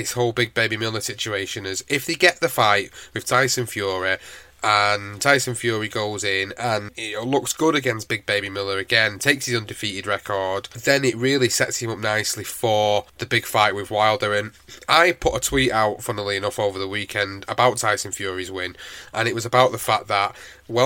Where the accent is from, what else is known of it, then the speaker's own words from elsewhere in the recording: United Kingdom; as a British fan